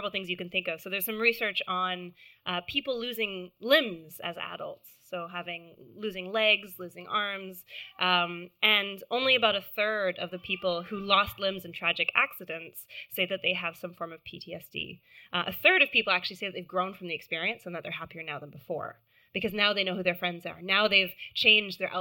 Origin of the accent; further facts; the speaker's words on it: Canada; accent: American; now in London, United Kingdom; I live in London. I know I sound American. I'm not American. I'm Canadian